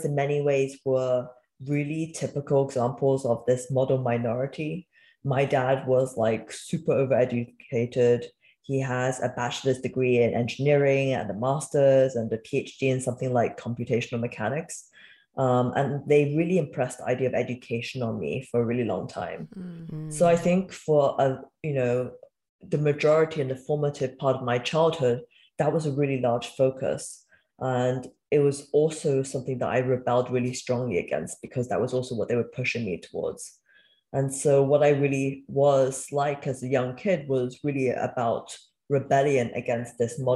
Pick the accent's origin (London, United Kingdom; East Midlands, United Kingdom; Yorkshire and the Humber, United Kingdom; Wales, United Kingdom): Wales, United Kingdom; Cardiff; also born or lived in Beijing, China; eventually my mother and I followed him to the UK, and we grew up in Wales in a city called Cardiff